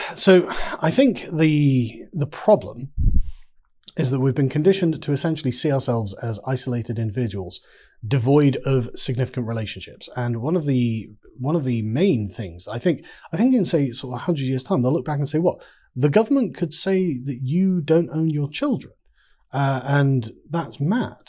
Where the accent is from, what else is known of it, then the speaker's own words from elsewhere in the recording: England, United Kingdom; I'm an Englishman